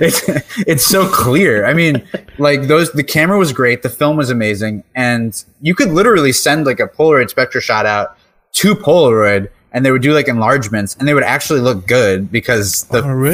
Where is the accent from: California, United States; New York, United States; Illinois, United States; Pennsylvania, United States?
New York, United States; I'm from New York